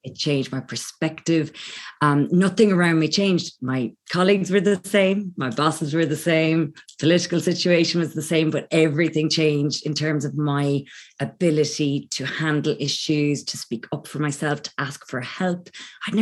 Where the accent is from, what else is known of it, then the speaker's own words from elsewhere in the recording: Ireland; accent: Irish; also born or lived in London; I'm Irish, as you may pick up from my accent. I'm currently based in Ireland, but I was actually in London for about 14 years